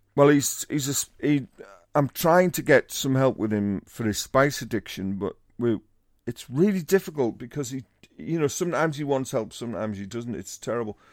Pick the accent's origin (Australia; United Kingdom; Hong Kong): United Kingdom; Teesside, North East England; I'm from Teesside